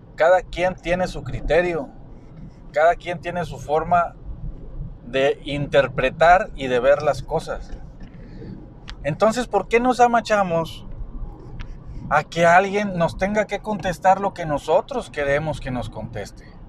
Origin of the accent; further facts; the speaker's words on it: Mexico; yo soy mexicano